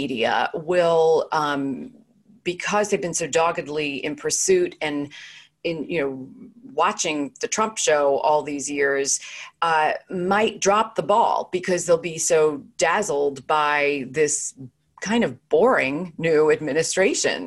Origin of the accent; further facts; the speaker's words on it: New York, United States; when I was a kid growing up in New York